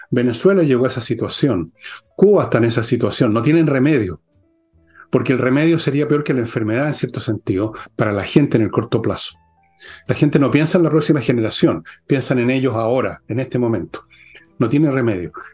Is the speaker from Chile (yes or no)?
yes; Chile